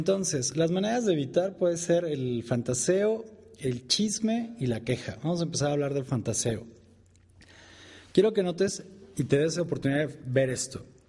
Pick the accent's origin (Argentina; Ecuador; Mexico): Mexico; acá en mi país, en México